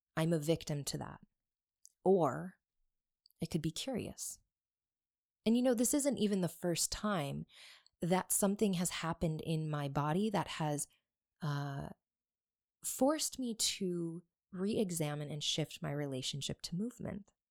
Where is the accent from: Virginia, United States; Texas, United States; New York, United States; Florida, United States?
New York, United States; Buffalo; I grew up in Buffalo, New York